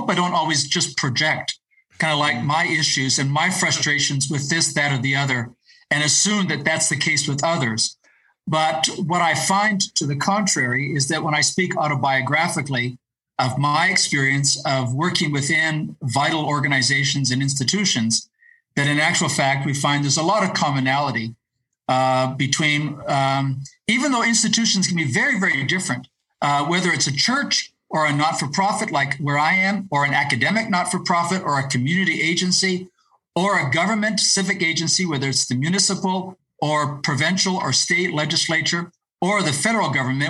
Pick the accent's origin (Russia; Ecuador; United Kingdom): Ecuador; also born or lived in Latin America; I actually grew up as the child of missionary parents, and so I speak Spanish. I grew up in Ecuador and Latin America.